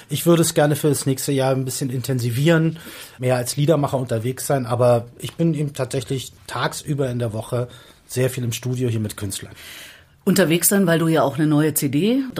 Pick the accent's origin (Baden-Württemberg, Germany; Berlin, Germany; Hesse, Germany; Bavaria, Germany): Berlin, Germany; accent: Berlin; Oh, bin Westberliner, ich komme aus Reinickendorf.